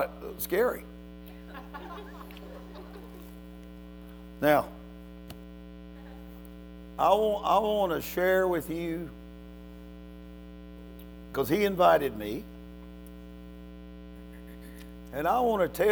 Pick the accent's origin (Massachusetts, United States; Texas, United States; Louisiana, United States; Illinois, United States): Louisiana, United States; moved away; I'm from Louisiana originally. And my kin folks live here.